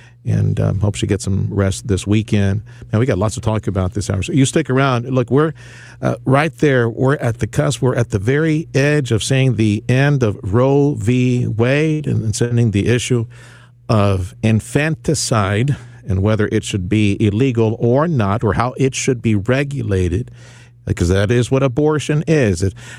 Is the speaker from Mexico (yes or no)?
yes; Mexico; now in United States; Man, I grew up in Mexico. That was real poverty down there.